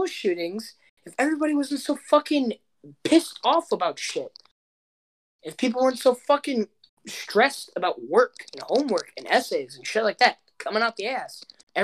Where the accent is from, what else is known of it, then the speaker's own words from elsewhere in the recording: United States; being an American